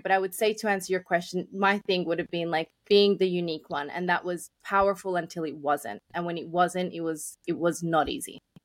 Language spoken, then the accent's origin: English; Australia; I grew up in Australia, but I came when I was quite young